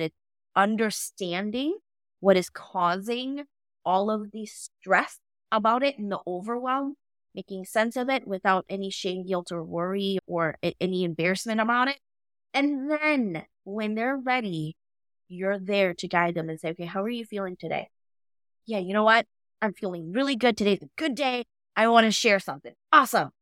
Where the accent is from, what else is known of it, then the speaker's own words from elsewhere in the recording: United States; I am Hmong American, so my culture has a huge influence on how I grew up